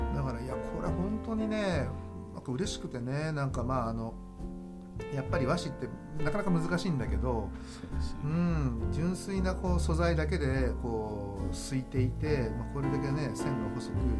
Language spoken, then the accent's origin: Japanese; Shimane, Japan; 僕の地元でもある島根県